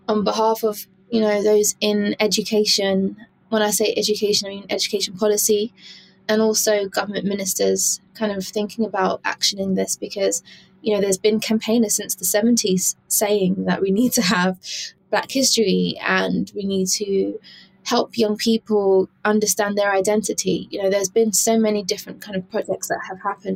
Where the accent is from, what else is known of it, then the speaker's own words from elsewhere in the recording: United Kingdom; also born or lived in New Zealand; I am a British born Jamaican